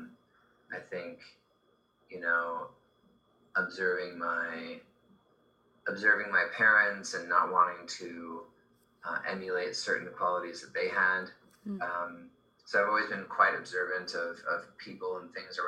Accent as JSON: {"language": "English", "town": "Beverly Hills", "region": "California", "country": "United States", "tie": "born or raised there", "said": "I grew up in Beverly Hills"}